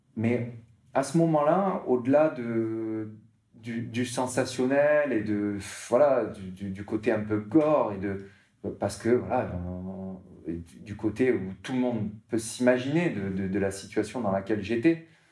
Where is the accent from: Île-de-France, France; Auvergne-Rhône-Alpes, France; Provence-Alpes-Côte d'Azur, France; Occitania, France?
Provence-Alpes-Côte d'Azur, France; Martigues; moved away; also born or lived in Marseille; je, suis né à Martigues, donc c'est une petite ville à côté de Marseille, hein au bord de l'eau